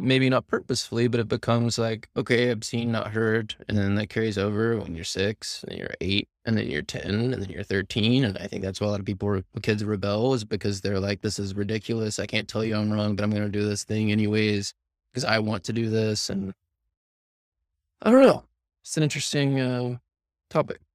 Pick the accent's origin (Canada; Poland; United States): United States; the South; now in San Diego, United States; growing up in the South